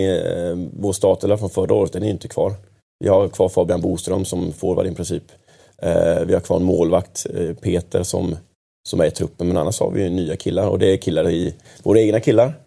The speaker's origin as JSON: {"language": "Swedish", "town": "Kalmar", "region": "Kalmar County", "country": "Sweden", "moved": "yes", "lives_now": "Stockholm, Sweden", "said": "Jag kommer från en division två-förening hemma i Kalmar"}